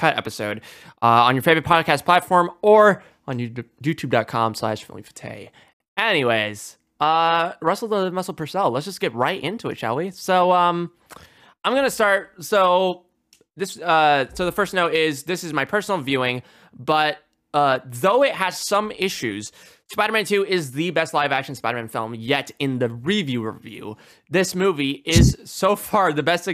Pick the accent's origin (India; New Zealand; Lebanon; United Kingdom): India; being Indian